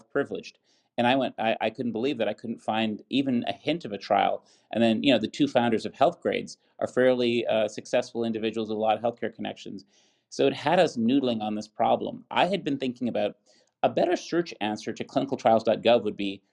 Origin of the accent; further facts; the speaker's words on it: Buffalo, New York, United States; my hometown, University at Buffalo